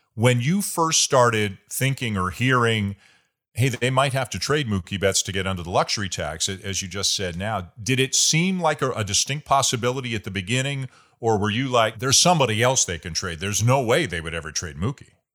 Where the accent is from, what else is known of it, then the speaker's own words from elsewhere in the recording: Toronto, Ontario, Canada; my hometown